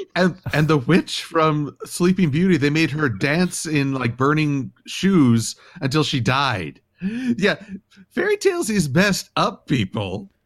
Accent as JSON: {"language": "English", "country": "United States", "said": "I'm American"}